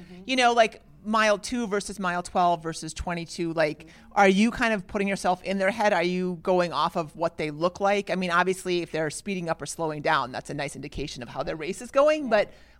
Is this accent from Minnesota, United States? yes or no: yes; Minnesota, United States; I'm Minnesotan too.